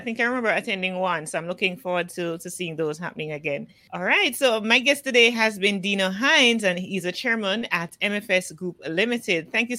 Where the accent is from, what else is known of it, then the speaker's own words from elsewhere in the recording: Jamaica; as a Jamaican